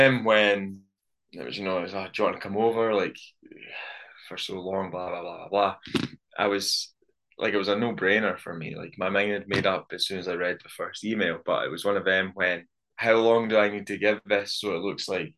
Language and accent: English; Scotland, United Kingdom; born or raised there